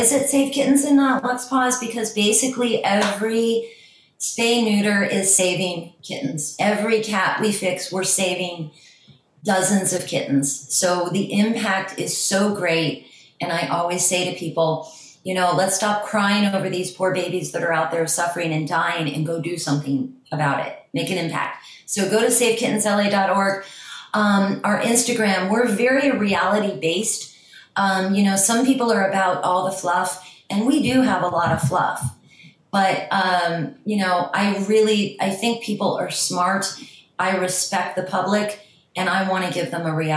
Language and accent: English; Ohio, United States; also born or lived in New York / Miami; now in Los Angeles, United States; I'm from Ohio originally, but I lived in New York. I learned to trap in Miami. I live in LA.